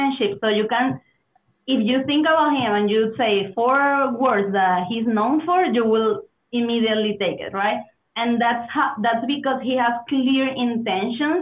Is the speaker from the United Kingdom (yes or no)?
no; Venezuela; English is a second language; moved away as an adult; also born or lived in Berlin, Germany / Mexico / Spain / United States; I'm originally from Venezuela.